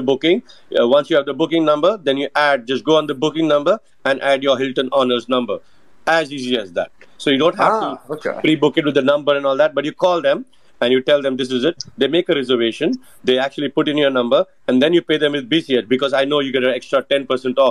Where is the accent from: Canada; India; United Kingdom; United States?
India; Being an Indian